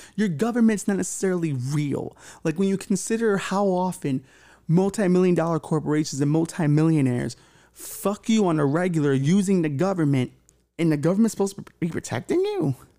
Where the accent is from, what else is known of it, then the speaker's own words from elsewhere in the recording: New York, United States; I was from here and it mattered to me and it was my home